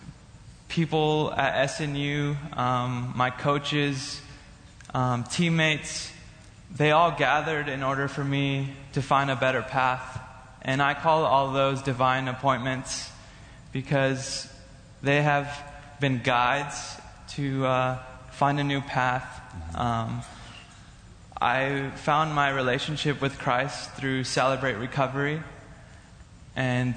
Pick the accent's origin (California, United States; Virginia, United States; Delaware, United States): California, United States; moved away as an adult; now in Bethany, United States; I'm from California